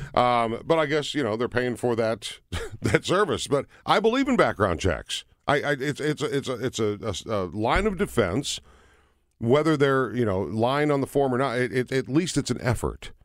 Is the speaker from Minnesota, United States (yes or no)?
yes; Minnesota, United States; I grew up in Minnesota